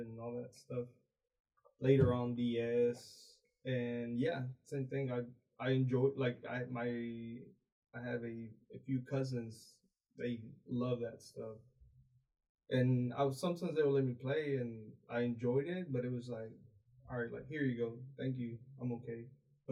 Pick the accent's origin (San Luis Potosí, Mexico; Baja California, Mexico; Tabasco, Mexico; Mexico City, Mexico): San Luis Potosí, Mexico; also born or lived in Houston, Texas; now in Bryan, United States; born in Houston, raised in Mexico